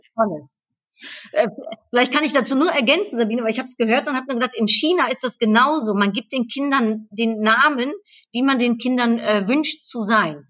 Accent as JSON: {"language": "German", "town": "Cologne", "region": "North Rhine-Westphalia", "country": "Germany", "tie": "born or raised there", "said": "ich bin in Köln aufgewachsen"}